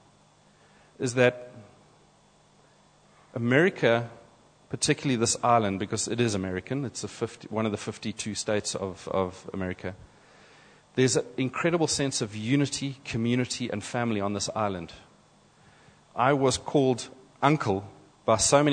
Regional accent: South Africa; first we're South African

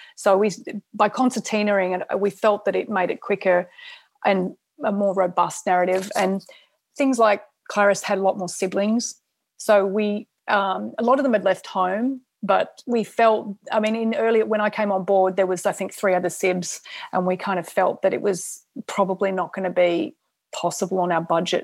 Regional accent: Australia; I'm Australian

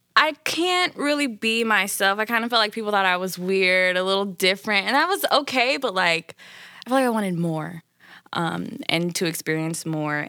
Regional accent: Indianapolis, Indiana, United States; now in Los Angeles, United States; I'm from Indianapolis, Indiana

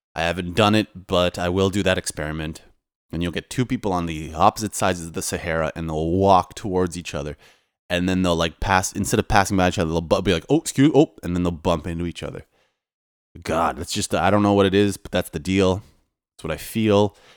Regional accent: Toronto, Ontario, Canada; moved away as an adult; now in Poland; I'm Polish, but I was raised in Canada

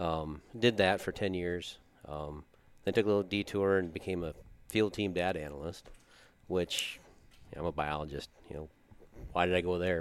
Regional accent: Watertown, South Dakota, United States; I grew up here in Watertown

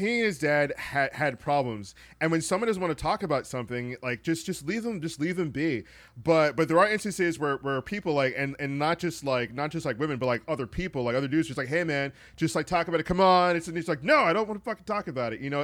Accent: Trinidad & Tobago; I'm from Trinidad

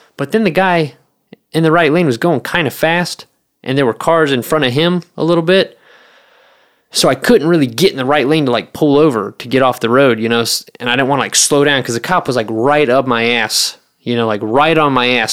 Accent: the South, United States; moved away; I grew up in the South

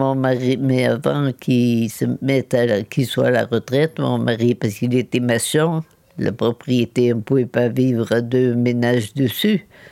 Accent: Châteauponsac, Nouvelle-Aquitaine, France; also born or lived in Limoges; je suis née en 1933 à Limoges. Et après, mes parents sont venus acheter une petite propriété euh, là, dans la commune de château bonsac

